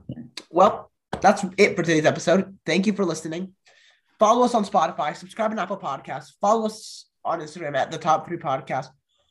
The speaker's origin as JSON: {"language": "English", "country": "United Kingdom", "said": "as a British man, as someone who feels very patriotic"}